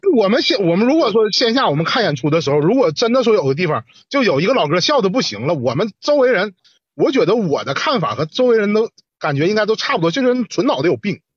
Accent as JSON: {"language": "Chinese", "region": "Northeast China", "country": "China", "said": "作为一个东北人"}